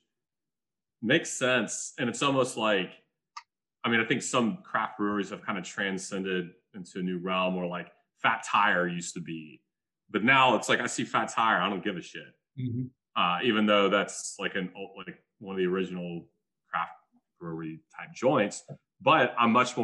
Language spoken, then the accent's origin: English; United States; as an American